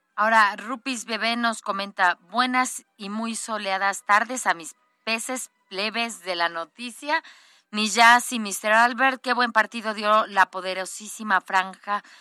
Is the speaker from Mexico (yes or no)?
yes; Puebla, Mexico; yo soy poblana, poblanísima, es decir, siempre he vivido aquí en Puebla